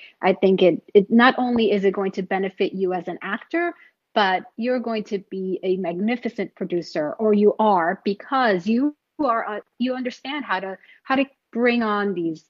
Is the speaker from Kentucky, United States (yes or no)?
no; New York City, New York, United States; moved away as an adult; now in Los Angeles, United States; I come from New York. I grew up in New York City, and I've been out in LA for, about 15 years now